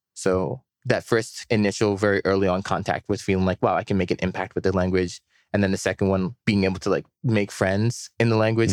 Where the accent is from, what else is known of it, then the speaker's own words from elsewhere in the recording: Maryland, United States; moved away as an adult; also born or lived in New York; now in Shanghai, China; I was born in New York, but raised in Maryland for pretty much my whole life.